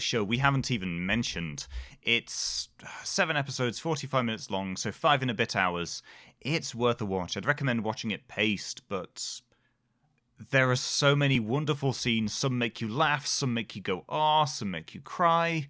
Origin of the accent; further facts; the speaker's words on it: United Kingdom; we're British